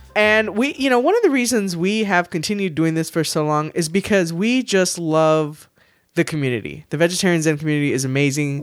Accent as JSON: {"language": "English", "town": "San Antonio", "region": "Texas", "country": "United States", "tie": "born or raised there", "said": "I'm from San Antonio. I say I'm born, raised, and will die in San Antonio"}